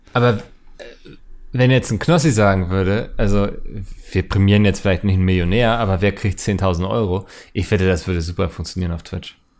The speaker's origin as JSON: {"language": "German", "region": "Hamburg", "country": "Germany", "tie": "born or raised there", "said": "ich habe tatsächlich die ähm, touristischen Postkarten meiner Heimat designt"}